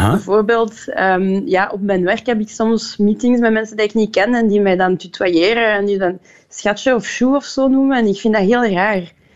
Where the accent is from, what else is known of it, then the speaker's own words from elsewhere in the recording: Liège, Wallonia, Belgium; Dutch is a second language; moved away as an adult; also born or lived in Brussels / Ghent; now in Antwerp, Belgium; ik ben in Luik geboren en getogen